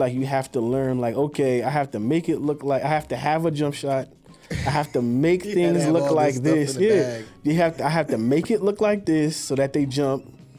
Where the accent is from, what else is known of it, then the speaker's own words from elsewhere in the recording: Morris County, New Jersey, United States; I was from Morris County, New Jersey.